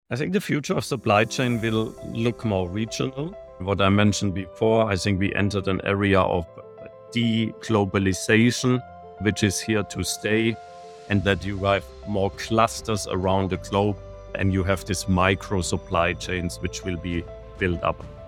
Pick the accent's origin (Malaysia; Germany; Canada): Germany; moved away as an adult; also born or lived in Shanghai, China; now in Munich, Germany; I'm originally from Germany, but I have been working and living in China the last twenty-three years.